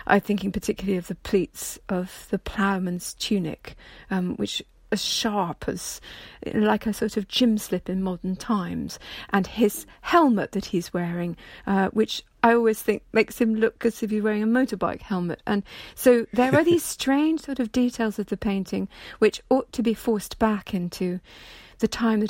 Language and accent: English; Edinburgh, Scotland, United Kingdom; It was hanging in a reproduction in the house I was brought up in Edinburgh